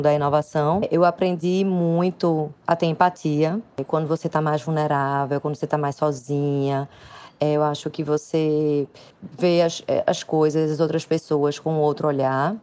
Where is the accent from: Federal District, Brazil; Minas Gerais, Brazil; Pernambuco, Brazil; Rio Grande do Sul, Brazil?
Pernambuco, Brazil; Recife; sou do Recife